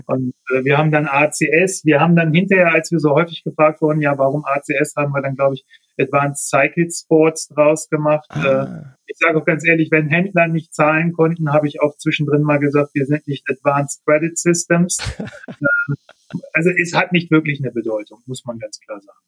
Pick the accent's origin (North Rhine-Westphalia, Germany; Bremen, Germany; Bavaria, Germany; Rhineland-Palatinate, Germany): Bremen, Germany; moved away as an adult; now in Braunschweig, Germany; ich komme ja eigentlich, bin gebürtiger Bremer und habe in Bremen eben noch Rennrad gefahren, bin dann nach Braunschweig